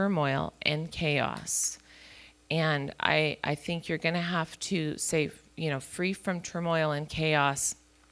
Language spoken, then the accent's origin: English; Chico, California, United States; moved away as an adult; we were born and raised in Chico